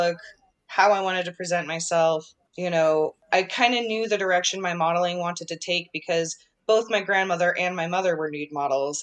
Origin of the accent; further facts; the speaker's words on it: Vermont, United States; now in Las Vegas, United States; I was born and raised in Vermont